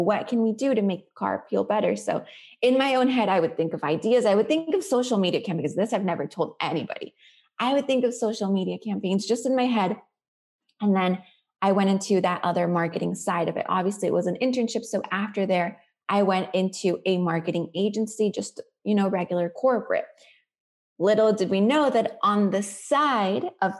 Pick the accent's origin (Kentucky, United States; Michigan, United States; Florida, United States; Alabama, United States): Florida, United States; also born or lived in Colombia; I grew up in Florida